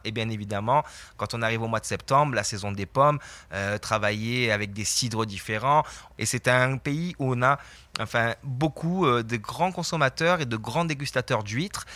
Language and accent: French; Marseille, Provence-Alpes-Côte d'Azur, France; now in Quebec, Canada; je suis de Marseille